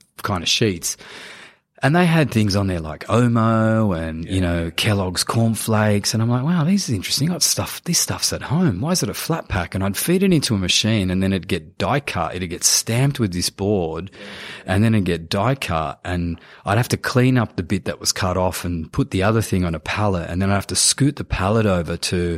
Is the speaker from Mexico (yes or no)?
no; Sydney, New South Wales, Australia; I grew up in Cabramatta